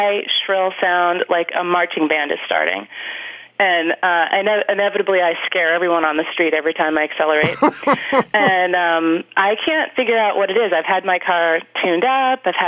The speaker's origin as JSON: {"language": "English", "town": "Boston", "region": "Massachusetts", "country": "United States", "moved": "yes", "lives_now": "San Francisco, United States", "said": "I'm originally from Boston"}